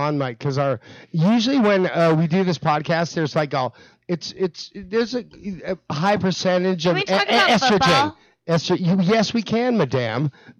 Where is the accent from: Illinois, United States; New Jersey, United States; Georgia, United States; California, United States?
California, United States; Los Angeles; I'm from LA, too